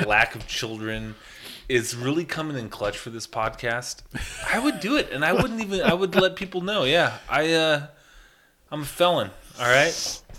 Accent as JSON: {"language": "English", "town": "Shelby", "region": "Montana", "country": "United States", "tie": "born or raised there", "said": "growing up in Shelby, we have a prison."}